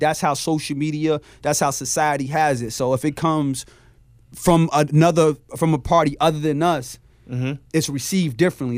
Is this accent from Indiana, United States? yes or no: no; Chicago, Illinois, United States; I'm from Chicago